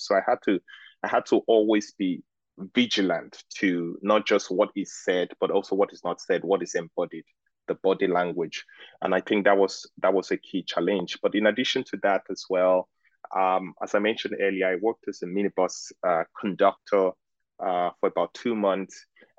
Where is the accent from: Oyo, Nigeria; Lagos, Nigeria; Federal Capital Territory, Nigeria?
Lagos, Nigeria; well, I am Nigerian and I grew up in Lagos. So I, in many ways, embody the rhythms of Lagos life.